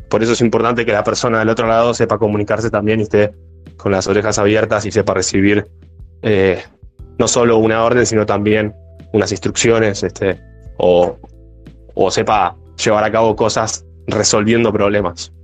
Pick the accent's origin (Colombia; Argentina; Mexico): Argentina; Martínez, Buenos Aires Province; nosotros somos de capital, de, perdón, de zona norte, de, de Bulognes, Muere, yo soy de Martínez